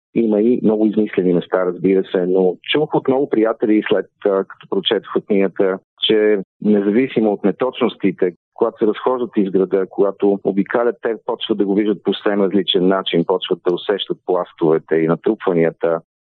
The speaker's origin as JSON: {"language": "Bulgarian", "country": "Bulgaria"}